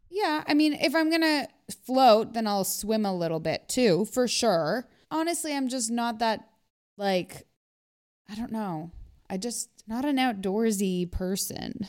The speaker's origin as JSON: {"language": "English", "country": "Canada", "tie": "born or raised there", "said": "I grew up in Canada where we use the metric system"}